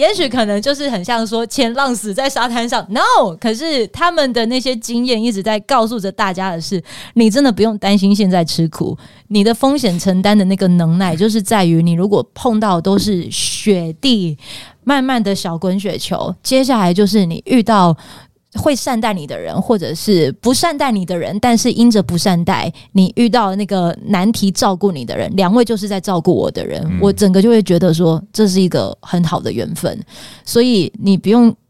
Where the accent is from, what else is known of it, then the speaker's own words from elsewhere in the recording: Pingtung County, Taiwan; 因为我是屏东人，哦，所以我希望首发团从屏东出发。